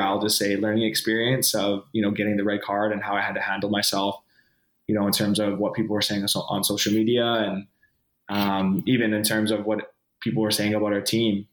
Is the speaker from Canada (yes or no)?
yes; Vancouver, British Columbia, Canada; born or raised there; moved away